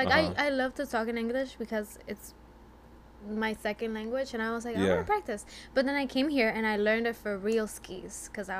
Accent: Guayaquil, Guayas, Ecuador; English is a second language; moved away as an adult; now in United States; I was born there in Ecuador. And I moved here. Born and raised in Ecuador. My city is Guayaquil.

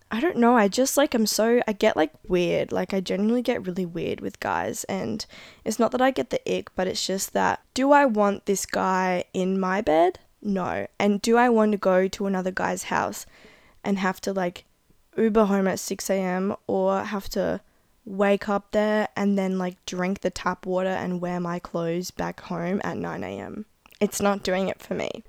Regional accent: Adelaide, South Australia, Australia

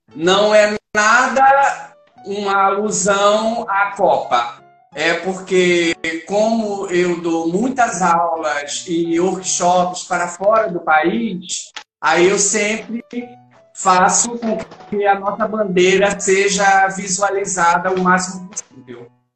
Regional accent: Pernambuco, Brazil; como eu sou pernambucano

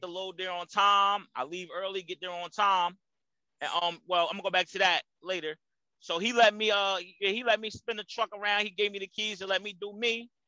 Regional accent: Jersey City, New Jersey, United States; moved away as an adult; also born or lived in New Brunswick, New Jersey; now in Charlotte, United States; born and raised Jersey City, New Jersey. Shout out to New Brunswick because that's my hometown too.

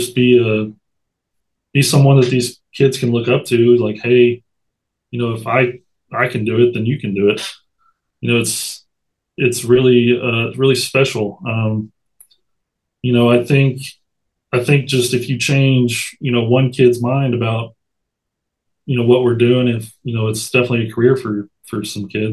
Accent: Madison, Alabama, United States; also born or lived in Wisconsin / Hoover, Alabama; I'm from Madison, where the Trash Pandas are now

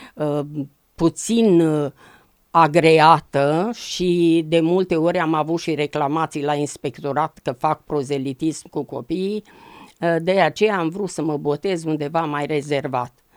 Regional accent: a village near Târgoviște, Dâmbovița County, Romania; M-am născut în Dâmbovița, într-un sat frumos de lângă Târgoviște

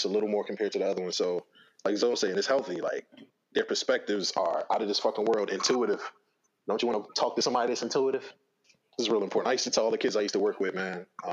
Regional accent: United States; we come from Girard

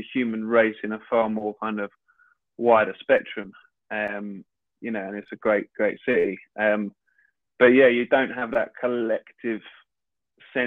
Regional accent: London, United Kingdom; growing up in London, I never felt like a kind of, Londoner in a way.

